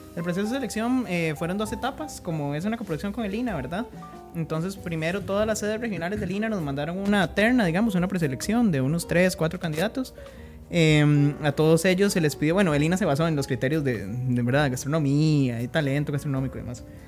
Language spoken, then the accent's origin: Spanish; Heredia, Costa Rica; yo soy de Heredia